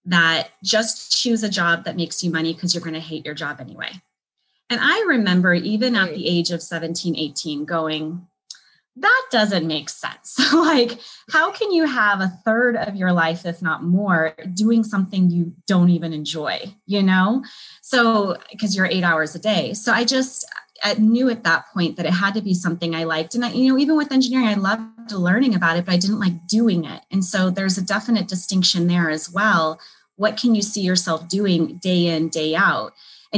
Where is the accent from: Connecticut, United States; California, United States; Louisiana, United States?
California, United States; moved away as an adult; now in Chicago, United States; I moved from my home state of California to Chicago.